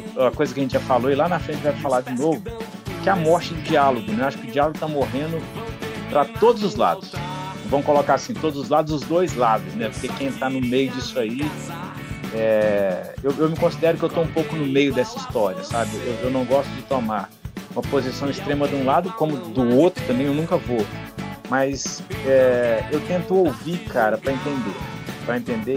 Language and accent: Portuguese; Ubá, Minas Gerais, Brazil; Eu sou de Ubá, que é uma cidade do interior